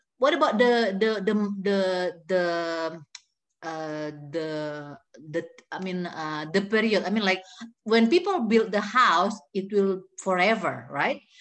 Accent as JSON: {"language": "English", "region": "Jakarta", "country": "Indonesia", "tie": "born or raised there", "also_born_or_lived": "North Sumatra", "second_language": "English", "said": "I was born and raised in North Sumatra, and then I grew up in Jakarta."}